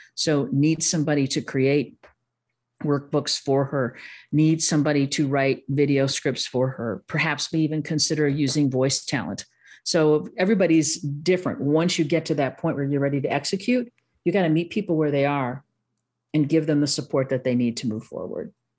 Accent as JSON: {"language": "English", "town": "Milwaukee", "region": "Wisconsin", "country": "United States", "accent": "Midwest, a little Milwaukee", "said": "a little, little Milwaukee showing up there"}